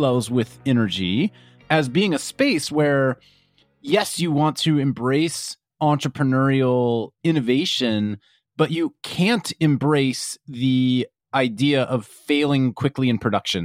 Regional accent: Kansas, United States; I grew up in Kansas

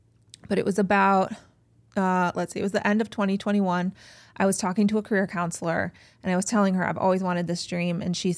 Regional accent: Cleveland, Ohio, United States; I'm an East Sider. Mm-hmm. I grew up on the East Side. I live now near Shaker Square.

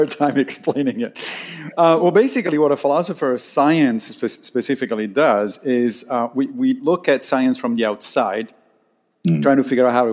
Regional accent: Rome, Lazio, Italy; moved away as an adult; also born or lived in Monrovia, Liberia; now in New York, United States; I grew up in Rome, in Italy. And then I moved to the United States when I was 26

